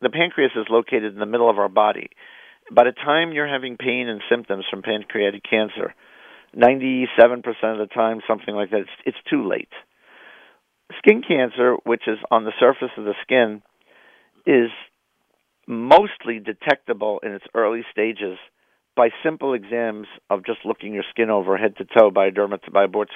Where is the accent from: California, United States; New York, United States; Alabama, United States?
New York, United States; moved away; also born or lived in Philadelphia; I grew up in New York